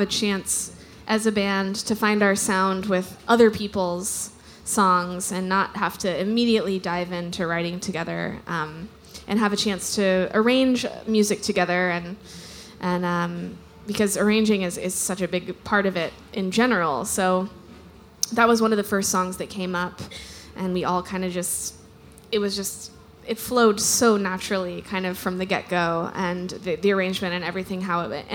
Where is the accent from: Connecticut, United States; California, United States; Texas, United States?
Texas, United States; Wimberley; I grew up in Wimberley, which is a small town just south of Austin